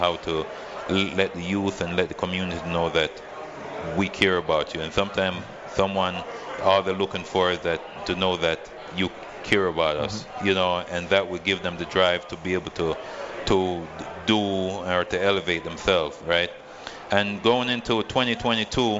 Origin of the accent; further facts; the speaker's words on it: Freeport, United States; now in Las Vegas, United States; We've been doing it since 2015 in Freeport High School, my hometown